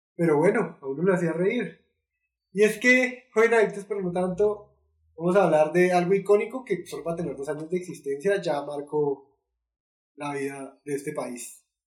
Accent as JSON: {"language": "Spanish", "country": "Colombia", "said": "nosotros como colombianos"}